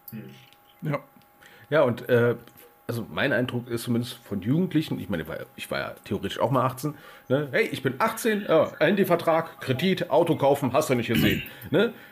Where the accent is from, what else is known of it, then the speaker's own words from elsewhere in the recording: Berlin, Germany; aus, aus Berlin